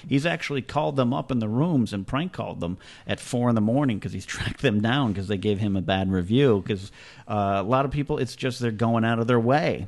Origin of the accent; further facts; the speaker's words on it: Arroyo Grande, California, United States; here in my hometown of Arroyo Grande, California